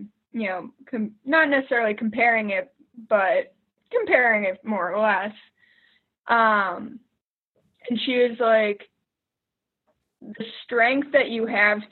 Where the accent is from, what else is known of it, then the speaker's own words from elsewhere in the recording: Boston, Massachusetts, United States; moved away as an adult; now in Pittsburgh, United States; I am originally from Boston